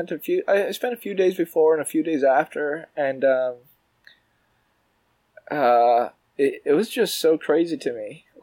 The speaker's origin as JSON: {"language": "English", "town": "Toronto", "region": "Ontario", "country": "Canada", "moved": "as an adult", "lives_now": "New York, United States", "said": "I'm from, from Toronto. I'm Canadian."}